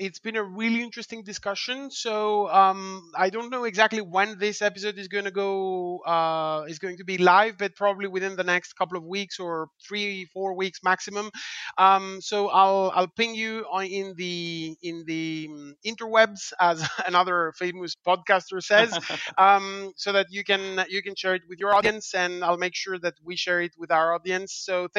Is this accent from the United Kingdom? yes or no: no; Greece; English is a second language; now in United States; Because as you can understand from my accent, I'm not originally from the US. I am from Greece. But I lived in five countries.